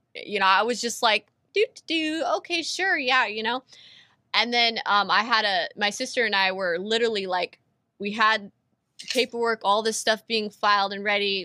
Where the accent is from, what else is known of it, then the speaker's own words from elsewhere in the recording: California, United States; I was born and raised in California